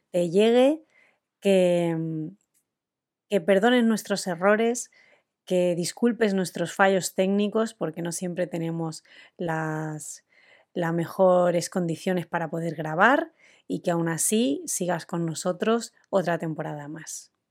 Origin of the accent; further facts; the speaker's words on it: Madrid, Community of Madrid, Spain; Sí, vengo de Madrid, claro, se me pega.